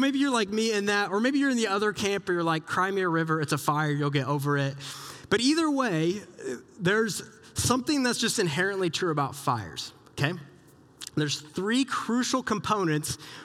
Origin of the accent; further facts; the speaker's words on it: Southeast Iowa, United States; moved away; I grew up in Southeast Iowa